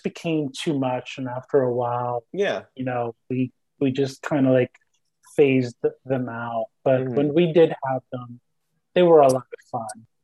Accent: New York City, New York, United States; first language Spanish; English is a second language; I'm from Brooklyn, New York, originally

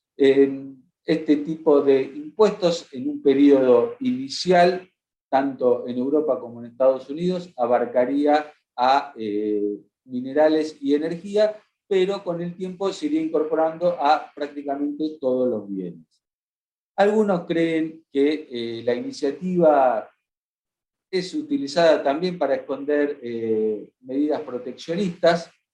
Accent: Argentina; como Argentina, donde somos especialistas en esto de la gestión de la fotosíntesis

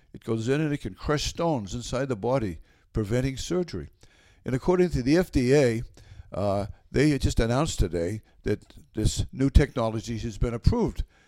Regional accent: Norwood, Massachusetts, United States; also born or lived in Westwood; I loved growing up in Norwood

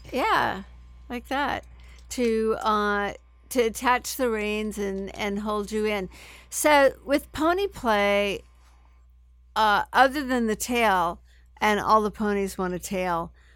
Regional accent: San Francisco, California, United States; I grew up in San Francisco

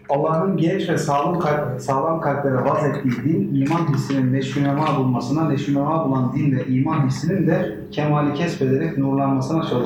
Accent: Turkey; E, biz Türk'üz, Müslümanız e, ve aynı zamanda modernleşmek istiyoruz.

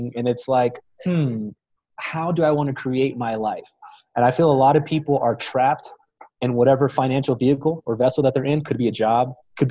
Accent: Fort Worth, Texas, United States; moved away as an adult; also born or lived in Dallas, Texas / Austin, Texas; Fort Worth, Texas, where I'm from, my hometown

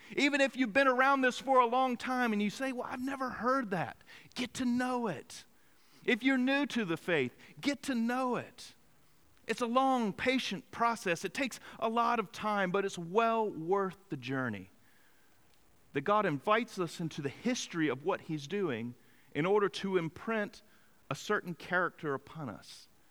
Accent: Greenville, North Carolina, United States; in my hometown of Greenville, North Carolina

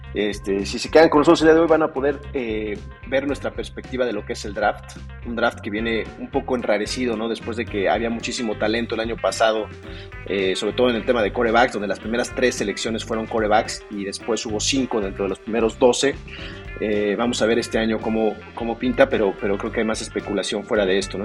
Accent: Mexico City, Mexico; Estoy basado aquí en la Ciudad de México, soy originario de aquí.

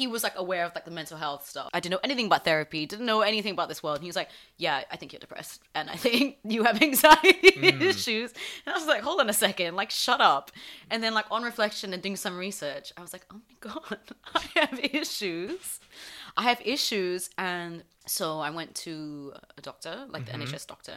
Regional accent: Fiji; moved away as an adult; now in United Kingdom; I grew up in Fiji. Everyone knows each other

